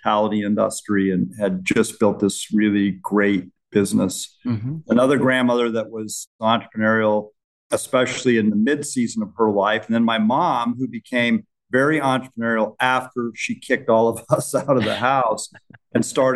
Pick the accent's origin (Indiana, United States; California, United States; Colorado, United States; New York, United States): Colorado, United States; Gunnison; now in Lincoln, United States; I grew up in Western Colorado in a very small town